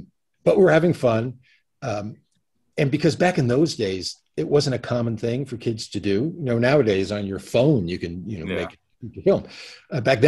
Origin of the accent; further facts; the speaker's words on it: Connecticut, United States; also born or lived in New York City; I grew up in Connecticut, though I consider myself a New Yorker